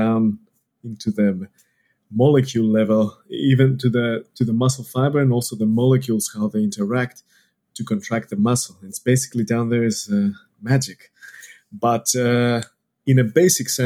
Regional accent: Greece; moved away as an adult; now in Australia; I'm not from around here. You can tell it from my accent. I'm from Greece.

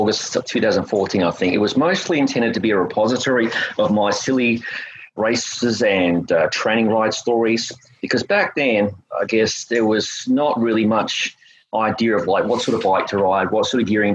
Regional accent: Australia; moved away as an adult; also born or lived in North Florida, United States; now in United States; I'm originally from Australia. I moved to the United States around about 1998.

